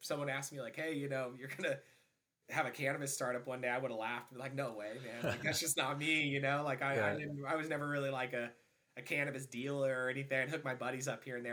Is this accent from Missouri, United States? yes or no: yes; Branson, Missouri, United States; I grew up in Branson, Missouri